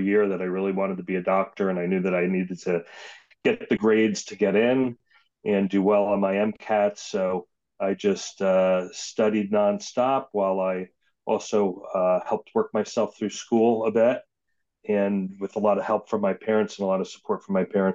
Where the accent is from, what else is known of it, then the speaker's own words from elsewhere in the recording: Paterson, New Jersey, United States; also born or lived in Clifton, New Jersey; I was born in Paterson and lived there until I was 15.